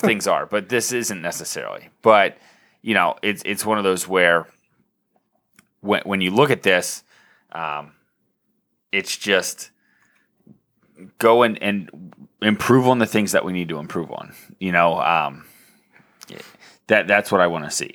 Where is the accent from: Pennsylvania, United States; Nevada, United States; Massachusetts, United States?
Pennsylvania, United States; Lancaster County; growing up in Lancaster County in the nineties